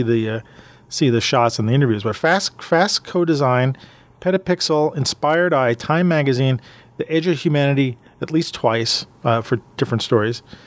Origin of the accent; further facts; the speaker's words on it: New York City, New York, United States; I'm a New Yorker